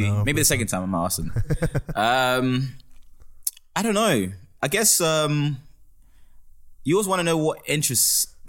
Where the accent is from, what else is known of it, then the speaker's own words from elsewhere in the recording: Jersey; moved away as an adult; also born or lived in South Africa / Eastern Cape, South Africa / Durban, South Africa / Kingston, England; now in London, United Kingdom; And then I moved to Jersey at the age of 9 or 10, and then spent most of my teen years in Jersey, a tiny island near England, between England and France.